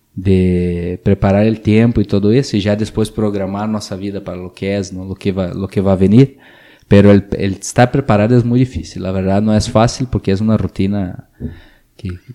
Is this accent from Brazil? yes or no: yes; Brazil; Spanish is a second language; moved away as an adult; Yo salí de Brasil hace, hace como 15 años de mi ciudad